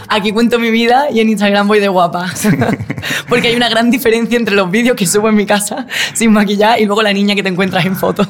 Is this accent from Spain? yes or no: yes; Málaga, Andalusia, Spain; moved away as an adult; now in Madrid, Spain; yo vengo de Málaga